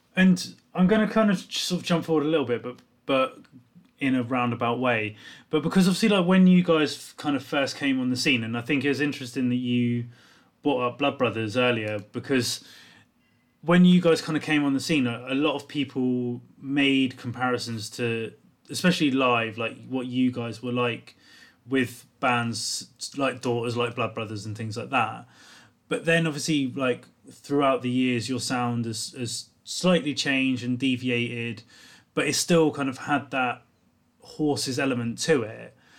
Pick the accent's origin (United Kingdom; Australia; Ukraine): United Kingdom; South Coast, England; I grew up on the South Coast